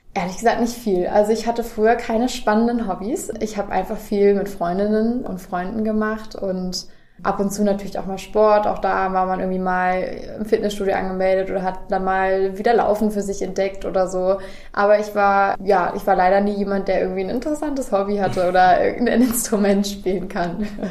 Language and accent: German; Göttingen, Lower Saxony, Germany; moved away; also born or lived in Kassel; Ich komme gebürtig aus Göttingen, ähm, habe zwar lange in Kassel gewohnt